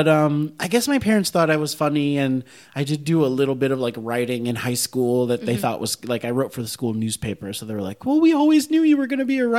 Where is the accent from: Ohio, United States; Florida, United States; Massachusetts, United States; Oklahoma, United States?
Florida, United States; Miami; moved away as an adult; also born or lived in New York; now in Los Angeles, United States; I was so young. I was from Miami